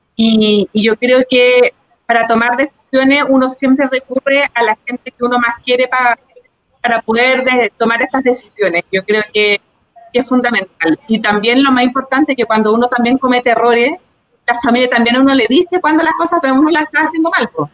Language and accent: Spanish; Santiago, Santiago Metropolitan Region, Chile; Yo soy de acá de Peñolén